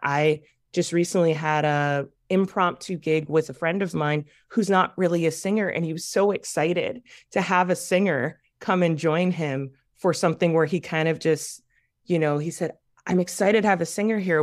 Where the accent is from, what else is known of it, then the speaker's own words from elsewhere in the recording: Waukegan, Illinois, United States; I'm from Waukegan